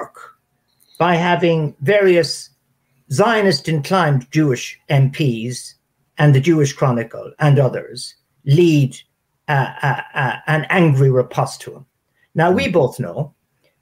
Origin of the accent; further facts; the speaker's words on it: Ireland; moved away; Ireland's advantage, my country